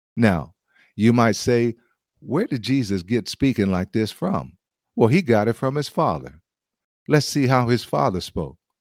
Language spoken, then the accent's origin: English; United States; as an American